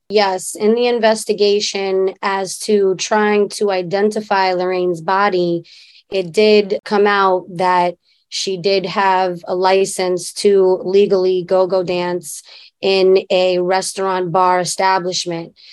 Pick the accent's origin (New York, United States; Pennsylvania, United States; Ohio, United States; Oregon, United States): New York, United States; New York City; we grew up in Queensbridge